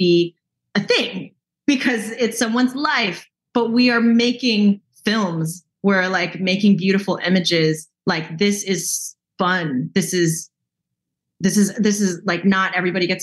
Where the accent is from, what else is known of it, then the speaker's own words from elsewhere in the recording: the Bay Area, California, United States; I grew up in the Bay and in like a suburb in the Bay, kind of like a baby Oakland